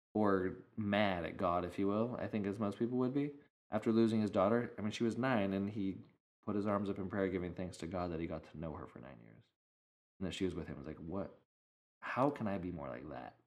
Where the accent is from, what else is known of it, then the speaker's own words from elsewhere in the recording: Idaho, United States; also born or lived in Arizona; now in California, United States; growing up in Idaho and in Arizona, there was, I mean, a lot of open space